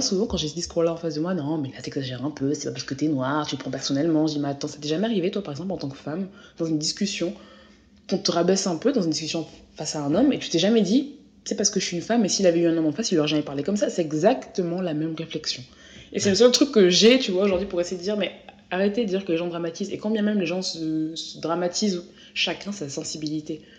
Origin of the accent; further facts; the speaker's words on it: France; je suis française